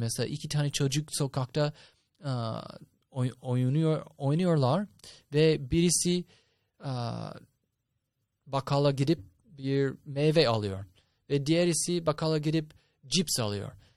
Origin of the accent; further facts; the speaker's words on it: United States; moved away; ben Amerikalıyım.